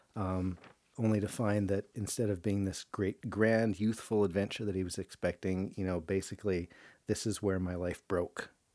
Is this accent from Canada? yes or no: yes; Canada; I'm a Canadian. I live in the frozen tundra